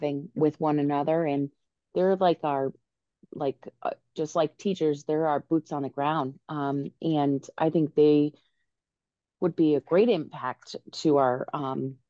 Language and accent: English; Newport, Rhode Island, United States; I am a native Newporter